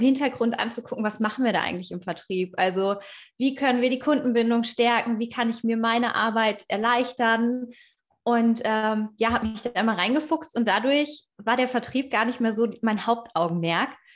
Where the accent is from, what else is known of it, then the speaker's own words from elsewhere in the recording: Hanover region, Schaumburg, Lower Saxony, Germany; ich komme aus der Region Hannover, eigentlich Schaumburgerin, aber ich fühle mich als Hannoveranerin.